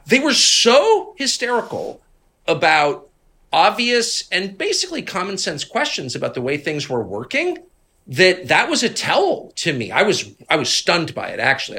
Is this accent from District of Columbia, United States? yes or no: yes; Washington, District of Columbia, United States; I'm from D C. My dad was in this world.